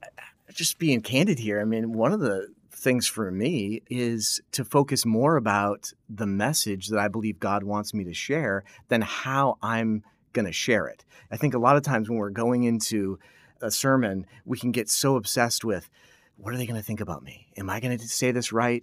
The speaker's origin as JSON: {"language": "English", "region": "New England", "country": "United States", "tie": "born or raised there", "moved": "as an adult", "said": "back home, uh, where I grew up in New England"}